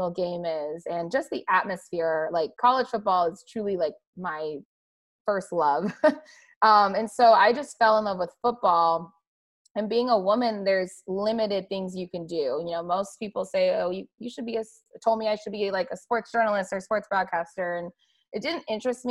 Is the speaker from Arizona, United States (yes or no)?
yes; Arizona, United States; I grew up in Arizona